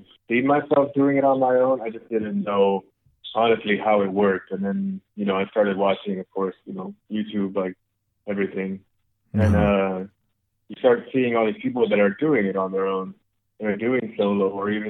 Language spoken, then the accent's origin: English; Las Vegas, Nevada, United States; we're from Vegas